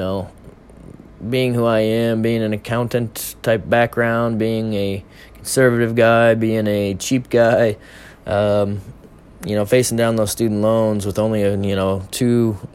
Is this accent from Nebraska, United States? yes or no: yes; Omaha, Nebraska, United States; my hometown of Omaha